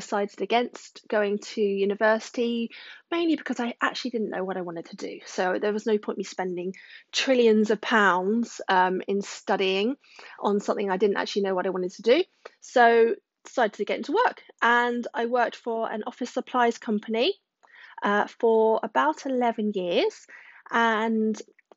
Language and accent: English; Surrey, South East England, United Kingdom; now in Wiltshire, United Kingdom; haven't lived in Wiltshire all my life. I was born in Surrey